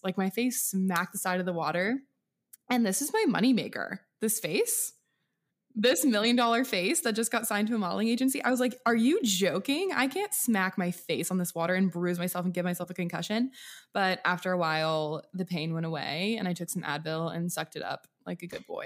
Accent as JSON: {"language": "English", "region": "Washington", "country": "United States", "said": "Washington State."}